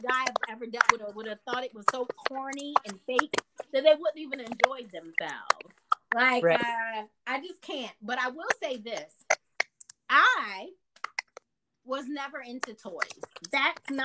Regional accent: Baltimore, Maryland, United States; moved away; also born or lived in Georgia; I'm from Maryland, so a lot of our family vacations are back home to Maryland.

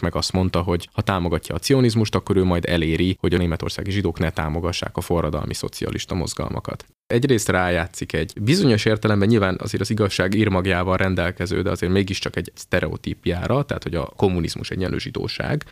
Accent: Hungary

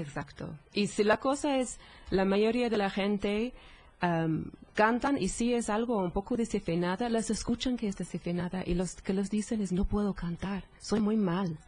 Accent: England, United Kingdom; Spanish is a second language; moved away; Soy, soy de Inglaterra, soy, soy inglesa

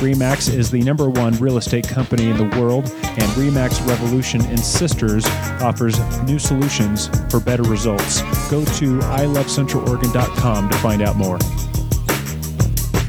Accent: San Diego, California, United States; also born or lived in Orange County; I grew up in San Diego, moved to Orange County

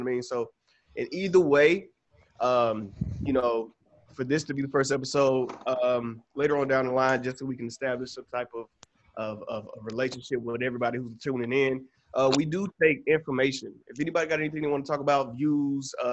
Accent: Atlanta, Georgia, United States; now in Los Angeles, United States; I'm from Atlanta, Georgia

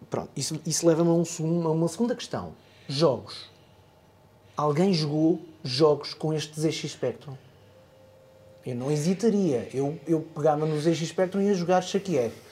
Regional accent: Germany; born there; Eu nasci na Alemanha e os meus pais trouxeram um gravador destes de cassete

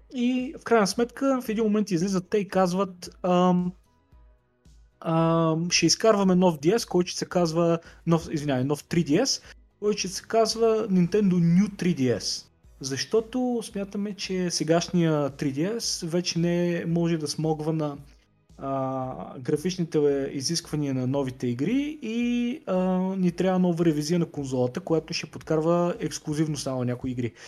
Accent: Plovdiv, Plovdiv Province, Bulgaria; moved away as an adult; also born or lived in London; аз съм от Пловдив

